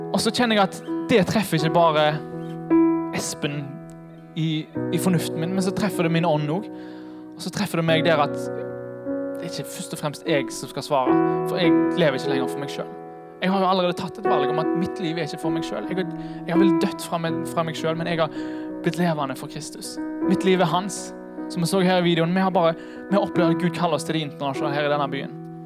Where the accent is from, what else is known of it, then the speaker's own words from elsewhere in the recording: Haugesund, Rogaland, Norway; moved away; Jeg er fra Haugesund